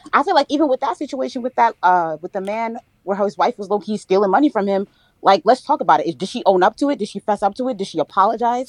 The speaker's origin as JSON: {"language": "English", "region": "New Jersey", "country": "United States", "also_born_or_lived": "New York", "said": "I'm from Jersey. Spent a lot of time in New York though, but I'm from North Jersey"}